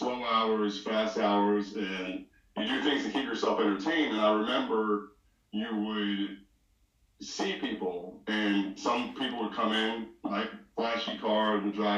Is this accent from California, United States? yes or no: no; Philadelphia, Pennsylvania, United States; I grew up in Philly. My dad is from Haiti. My mom is from Barbados